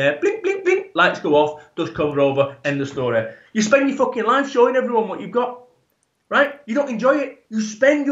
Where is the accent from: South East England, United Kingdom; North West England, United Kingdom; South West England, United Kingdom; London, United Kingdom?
North West England, United Kingdom; Salford; I am from Salford, Manchester, proper